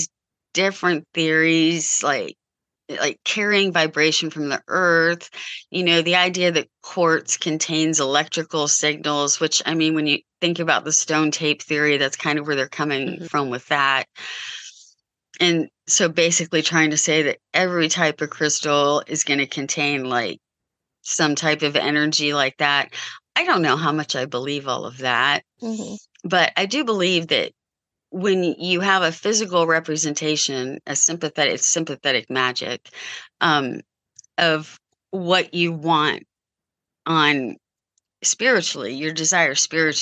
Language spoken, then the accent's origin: English; Columbus, Ohio, United States; I grew up outside Columbus in Columbus, Ohio.